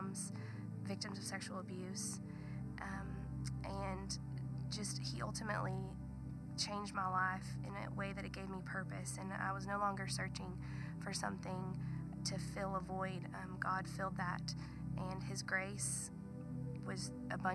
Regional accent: Southern California, United States; now in Texas, United States; I'm originally from Southern California. I grew up not going to church

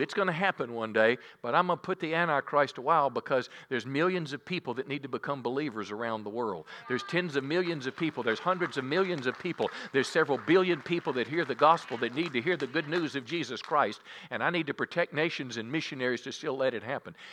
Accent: United States; I was raised in the America, I was born in nineteen fifty-seven

